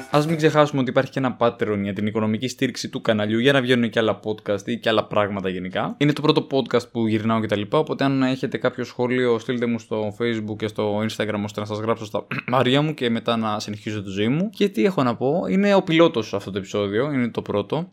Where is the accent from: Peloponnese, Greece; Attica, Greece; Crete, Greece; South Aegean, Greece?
South Aegean, Greece; Paros; Στο χωριό μου τώρα στην Πάρο